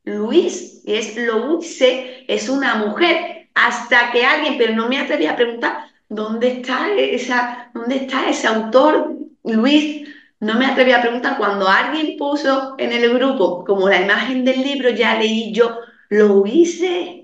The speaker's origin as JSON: {"language": "Spanish", "region": "Andalusia", "country": "Spain", "said": "Yo soy de un pueblo muy pequeñito, aquí en la campiña sevillana"}